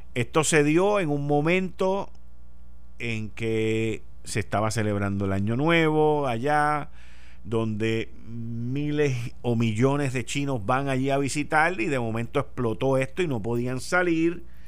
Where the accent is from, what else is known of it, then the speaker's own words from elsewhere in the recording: Puerto Rico; moved away; me fui de Puerto Rico dejando un paraíso en los 70